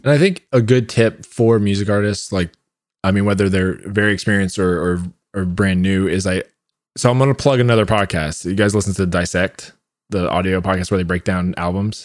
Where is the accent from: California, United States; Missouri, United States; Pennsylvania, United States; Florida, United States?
Florida, United States; Orlando; now in Austin, United States; I'm from Orlando and I'm still in a bunch of Facebook groups from there